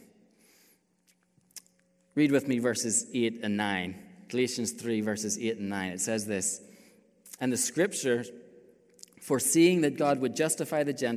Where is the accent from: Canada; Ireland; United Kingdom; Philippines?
Ireland; moved away as an adult; also born or lived in China; I grew up in Ireland